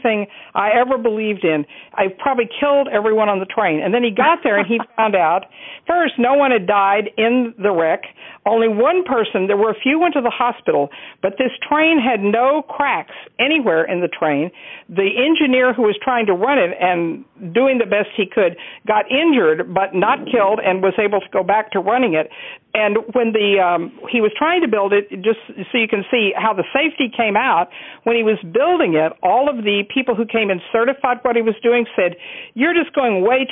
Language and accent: English; Texas, United States; I grew up in Texas, and I lived in a very racist world.